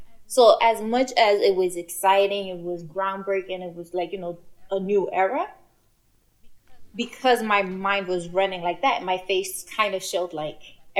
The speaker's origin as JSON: {"language": "English", "country": "Ghana", "said": "In case I need to travel out of this country, I'm Ghanaian."}